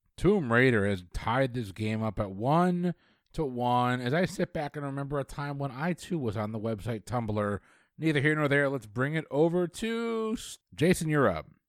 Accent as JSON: {"language": "English", "region": "Connecticut", "country": "United States", "tie": "born or raised there", "said": "growing up in Connecticut, we had a place called Lake Quassapogue we would go"}